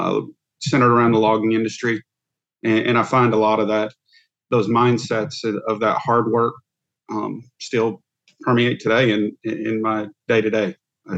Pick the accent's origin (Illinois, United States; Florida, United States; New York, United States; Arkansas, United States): Arkansas, United States; North Central; accent: Southern; I'm from North Central Arkansas, middle of the Ozarks, what I affectionately call God's country. So beautiful place to be from, especially in the fall.